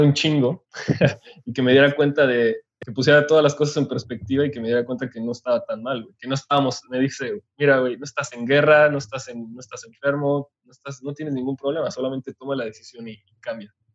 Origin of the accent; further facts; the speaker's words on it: Otumba, State of Mexico, Mexico; moved away; also born or lived in Hidalgo / Monterrey; yo nací en México, después crecí en un pequeño pueblo que se llama Otumba, en Estado de México, y de ahí nos mudamos a Hidalgo